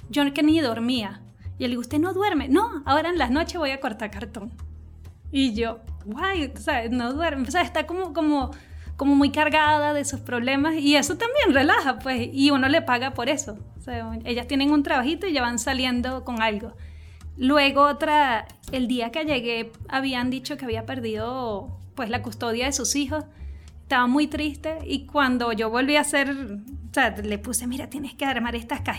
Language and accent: Spanish; Venezuela; moved away as an adult; also born or lived in Colombia; Ok, bueno … Yo salí hace como cinco años de Venezuela. En principio salimos fue a Colombia.